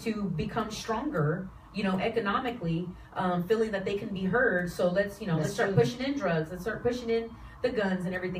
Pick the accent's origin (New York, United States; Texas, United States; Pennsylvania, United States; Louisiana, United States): Texas, United States; Houston; I was born and raised in Houston